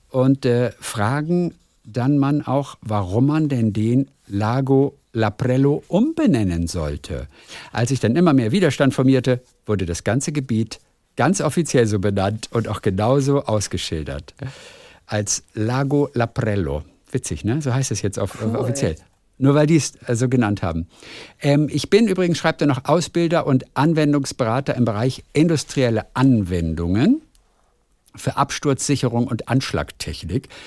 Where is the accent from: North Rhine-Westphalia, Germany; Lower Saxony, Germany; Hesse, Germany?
North Rhine-Westphalia, Germany; Heinsberg; Ich komme aus Heinsberg, ja, der Ort von Corona, in der Nähe von Köln.